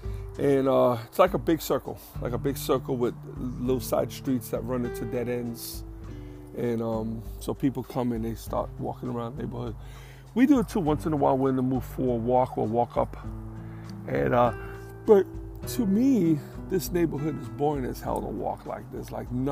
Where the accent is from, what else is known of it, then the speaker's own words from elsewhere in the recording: New York, United States; moved away as an adult; also born or lived in Bronx; I'm a New Yorker. I'll be in New York my whole life.